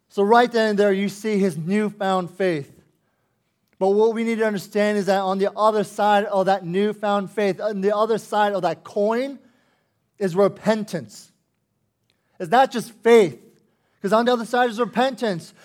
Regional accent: United States; as an American, But with a Korean heritage

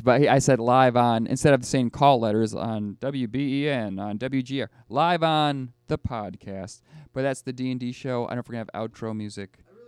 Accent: Buffalo, New York, United States; I'm from Buffalo

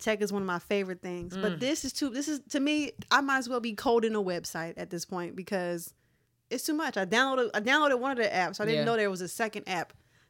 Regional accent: United States; I'm an American.

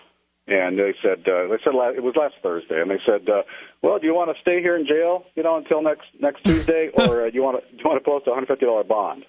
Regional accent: Southern California, United States; now in Colorado, United States; I'm from Southern California

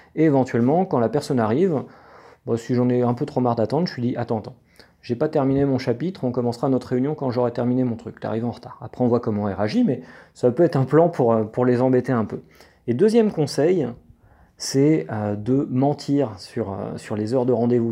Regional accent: France

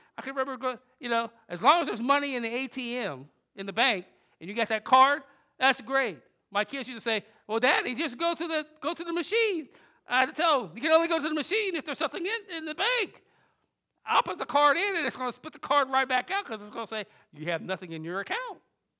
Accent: Jamaica, New York, United States; born there; now in Wilmington, United States; We came to a place called Wilmington. Didn't even know what Wilmington was. From New York. We lived in, my brother and I was born in Jamaica, Long Island, New York.

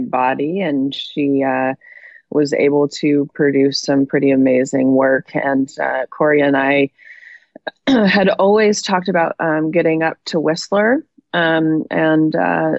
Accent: Monterey, California, United States; I was born in Monterey, California

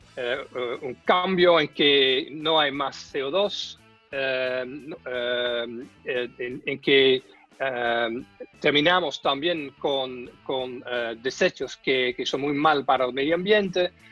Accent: Netherlands; now in Chile

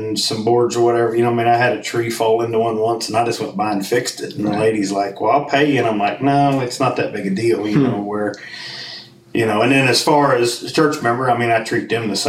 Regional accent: Ohio, United States; moved away as an adult; I moved here in 95 from Ohio. That's where I'm actually from

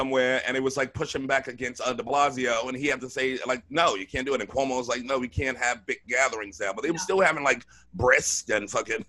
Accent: New York City, New York, United States; I grew up in Brooklyn, so I had friends of all religions.

